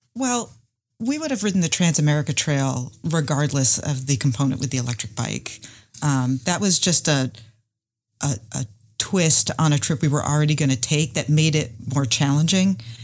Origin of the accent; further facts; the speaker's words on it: North Carolina, United States; I'm from North Carolina, and I'm an engineer